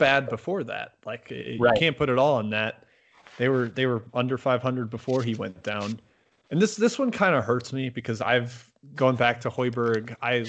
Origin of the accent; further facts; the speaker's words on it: Milwaukee, Wisconsin, United States; I'm from Milwaukee